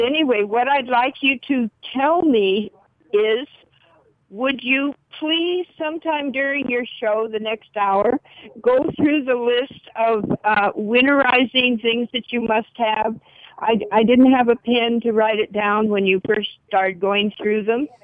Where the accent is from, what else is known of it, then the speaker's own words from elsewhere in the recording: Black Hills, South Dakota, United States; I'm from the Black Hills of South Dakota